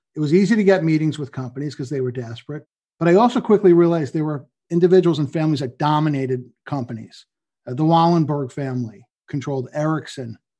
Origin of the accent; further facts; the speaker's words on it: New York and Long Island, United States; also born or lived in Boston / New Jersey; I grew up in New York and Long Island